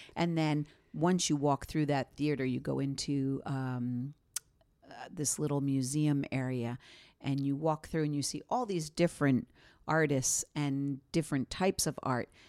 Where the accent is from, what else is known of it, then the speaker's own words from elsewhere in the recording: Bedonia, Emilia-Romagna, Italy; I'm from Bedonia